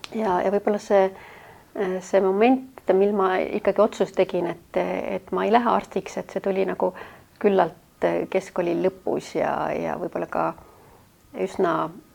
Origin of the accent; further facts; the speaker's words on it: Tallinn, Harju County, Estonia; ma sündisin siis praegusel Rävala tänaval, mis kohe siin majas, mis on kohe Välisministeeriumi kõrval